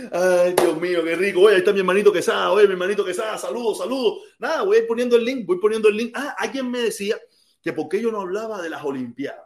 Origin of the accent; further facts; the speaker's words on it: Cuba; also born or lived in Camagüey; now in United States; soy cubano americano